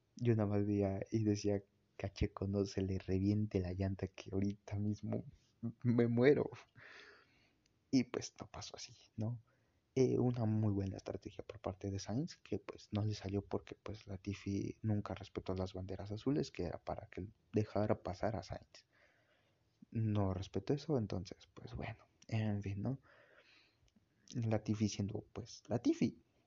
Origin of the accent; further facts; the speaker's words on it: Mexico; como mexicano